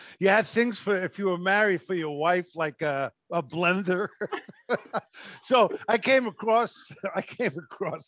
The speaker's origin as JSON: {"language": "English", "town": "New York City", "region": "New York", "country": "United States", "said": "I was from Brooklyn"}